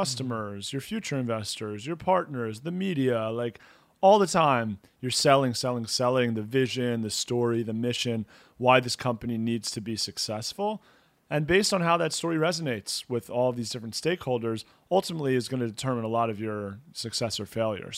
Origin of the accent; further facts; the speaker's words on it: United States; now in Israel; We're both from the States originally